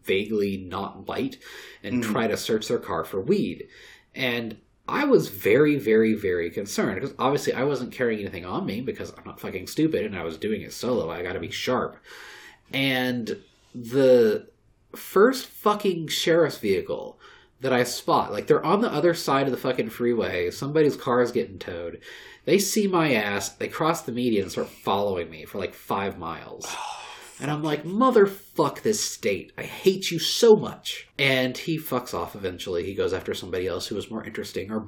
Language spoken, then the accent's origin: English; Texas, United States; as a Texan